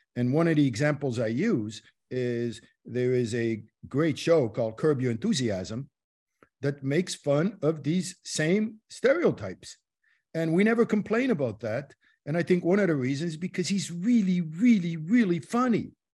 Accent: Morocco; moved away; I was born in Morocco

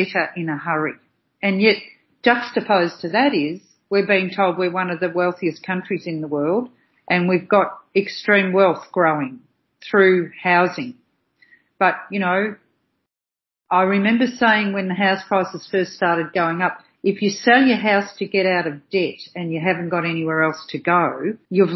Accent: Australia; proud of being an Aussie

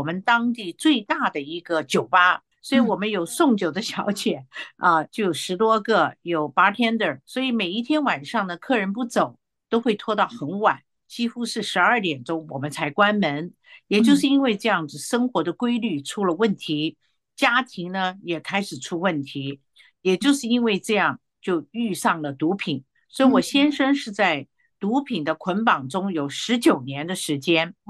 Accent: Taiwan; 他是香港来的，我是台湾来的，我们文化上也有冲突啊。

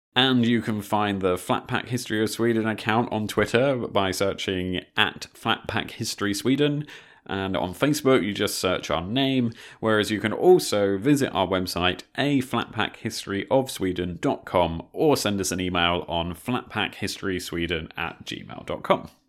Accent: United Kingdom; as a Brit

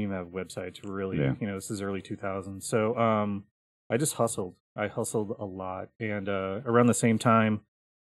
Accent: Milwaukee, Wisconsin, United States; also born or lived in Minneapolis / Los Angeles / New York; now in Columbus, United States; I grew up in Milwaukee, Wisconsin.

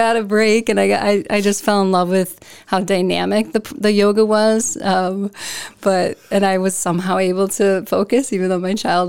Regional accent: Minneapolis, Minnesota, United States; moved away as an adult; now in Decorah, United States; So I'm from the suburbs of Minneapolis area.

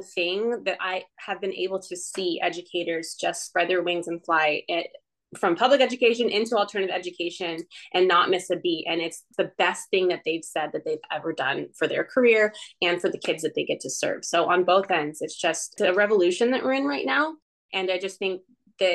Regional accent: California, United States; I'm a Californian

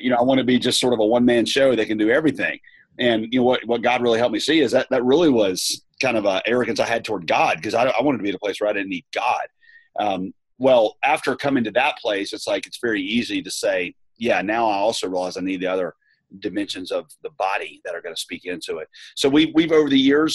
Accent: the South, United States; also born or lived in Southeast Asia; now in Raleigh, United States; I come from the South

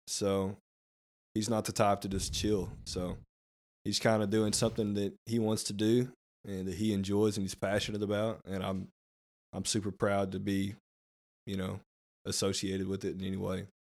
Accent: Rabbit Ridge, United States; born and raised in Rabbit Ridge

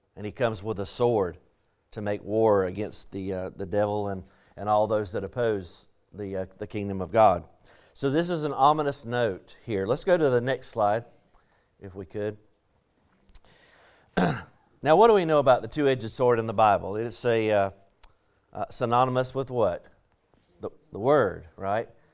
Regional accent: the South, United States; accent: southern; my southern accent

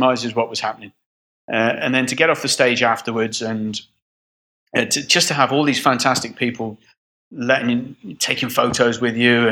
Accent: Midlands, England, United Kingdom; also born or lived in Brixham, Devon; now in United Arab Emirates; Moved when I was 8 years old to the Midlands, and I lived in the Midlands

